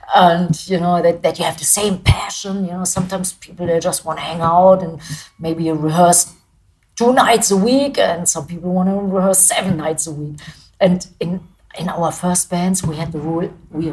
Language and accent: English; Germany; English is a second language; moved away as an adult; now in United States; being a German band